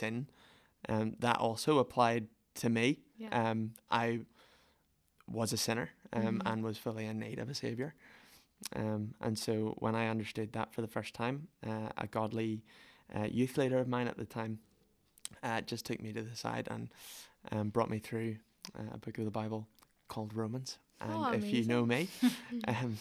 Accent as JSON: {"language": "English", "town": "Lisburn", "region": "Northern Ireland", "country": "United Kingdom", "tie": "born or raised there", "said": "I grew up in Lisburn Cathedral with my family"}